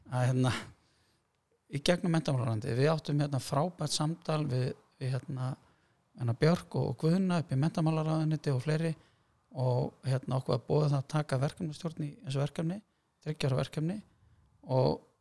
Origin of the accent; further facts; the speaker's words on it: Hafnarfjörður, Capital Region, Iceland; moved away as an adult; also born or lived in Germany; að fara að kenna við gamla grunnskóla minn, öldunskóla og var þar í ykkur, ykkur ár og kendi svo hérna, í Flensborg og það var svolítið heimaslöðum